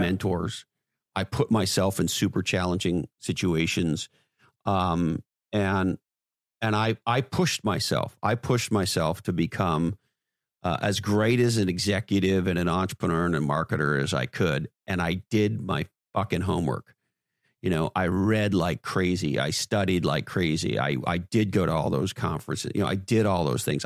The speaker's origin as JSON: {"language": "English", "town": "Montreal", "region": "Quebec", "country": "Canada", "tie": "born or raised there", "also_born_or_lived": "Toronto / Silicon Valley", "moved": "as an adult", "lives_now": "Santa Cruz, United States", "said": "I grew up in Montreal, Canada"}